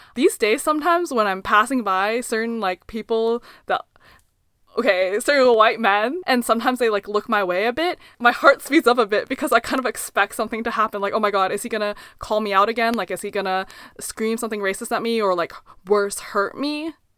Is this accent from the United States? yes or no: no; Canada; we were raised purely in Canada